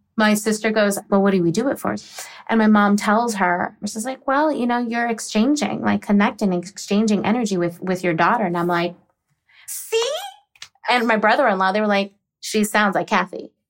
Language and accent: English; Virginia or the DC area, United States; also born or lived in Texas; I'm originally from Texas, but I was raised in Virginia or the D C area